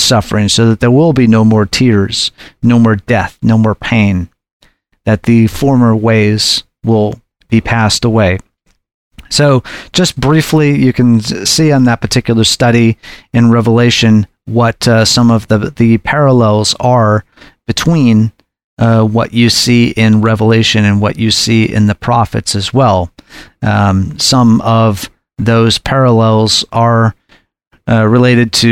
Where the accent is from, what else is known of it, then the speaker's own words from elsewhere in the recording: Anchorage, Alaska, United States; I grew up in Anchorage